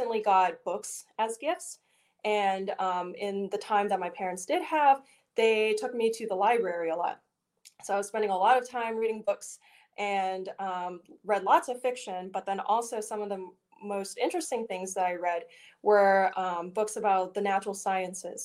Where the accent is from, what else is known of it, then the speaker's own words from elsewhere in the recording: Richmond, Virginia, United States; moved away as an adult; now in Pittsburgh, United States; I am born and raised in Richmond, Virginia